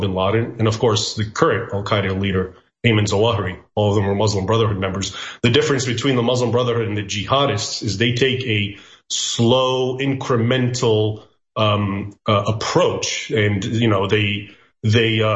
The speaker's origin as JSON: {"language": "English", "country": "United States", "tie": "born or raised there", "said": "I was born in the United States, but I grew up bilingually, so I also speak Arabic"}